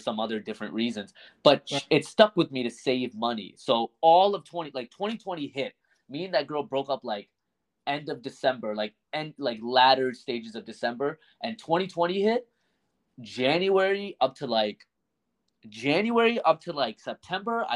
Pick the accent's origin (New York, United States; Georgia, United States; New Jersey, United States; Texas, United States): New Jersey, United States; I'm from Jersey